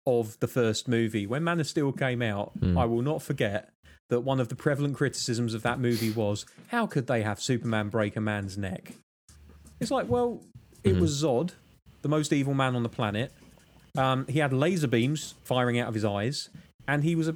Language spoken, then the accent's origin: English; United Kingdom; I'm British